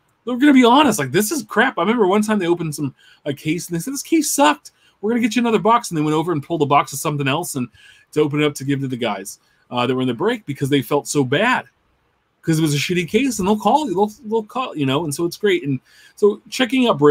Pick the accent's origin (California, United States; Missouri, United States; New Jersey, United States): California, United States; Sacramento; I was from Sacramento